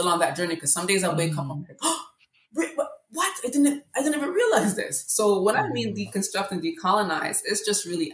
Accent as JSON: {"language": "English", "country": "Jamaica", "tie": "born or raised there", "also_born_or_lived": "Regent Park, Toronto, Canada", "moved": "yes", "lives_now": "Canada", "said": "I grew up in Jamaica"}